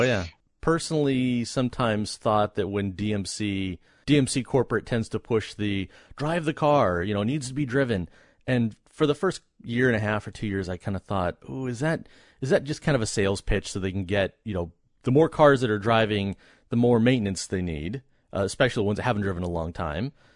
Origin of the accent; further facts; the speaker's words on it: United States; being American